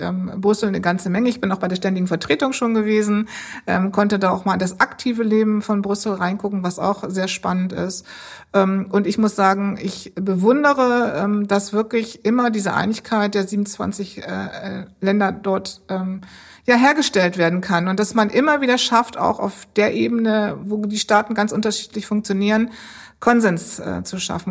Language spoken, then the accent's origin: German; Bremen, Germany; moved away; Ich bin ähm, eigentlich geboren in Bremen